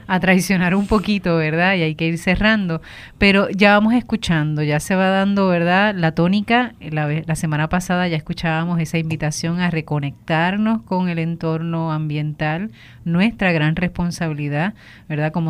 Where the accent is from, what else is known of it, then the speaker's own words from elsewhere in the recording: Puerto Rico; es nuestra herencia como puertorriqueños, somos orgullosísimos de nuestras costas